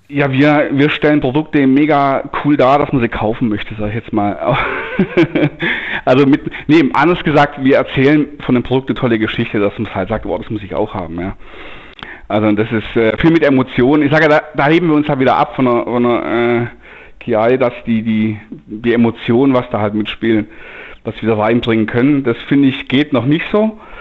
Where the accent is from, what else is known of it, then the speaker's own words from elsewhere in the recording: Denkingen, Baden-Württemberg, Germany; ich bin ich, aus Denkingen